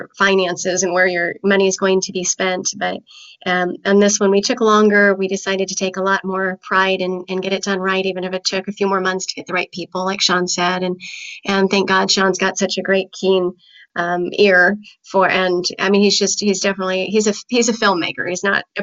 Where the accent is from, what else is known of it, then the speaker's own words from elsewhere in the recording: Chandler, Arizona, United States; I live in Arizona